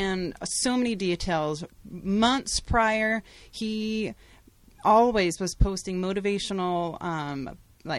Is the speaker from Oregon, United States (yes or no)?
yes; Salem, Oregon, United States; I'm a nurse from Salem, Oregon